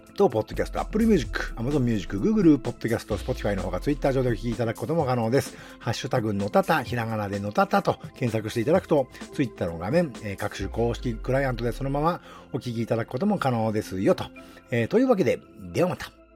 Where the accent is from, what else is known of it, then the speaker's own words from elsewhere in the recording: Nagano, Japan; 地元の長野県